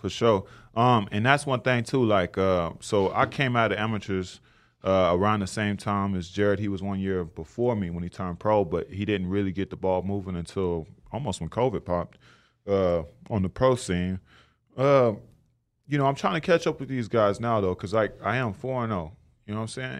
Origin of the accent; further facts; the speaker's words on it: Tulsa, Oklahoma, United States; I'm from Tulsa, Oklahoma.